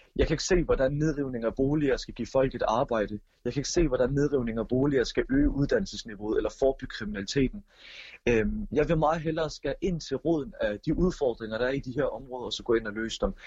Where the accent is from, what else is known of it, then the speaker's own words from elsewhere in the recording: Odense, Southern Denmark, Denmark; Jeg er jo som sagt født og opvokset i Voldsmose